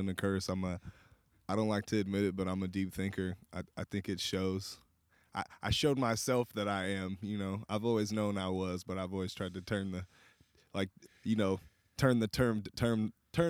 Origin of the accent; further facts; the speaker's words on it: Portland, Oregon, United States; Born and raised, North Portland, Oregon.